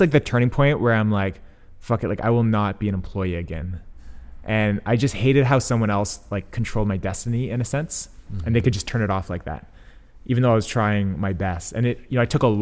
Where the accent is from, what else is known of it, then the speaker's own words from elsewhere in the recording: London, Ontario, Canada; moved away; also born or lived in Scandinavia; I grew up like just outside of London, Ontario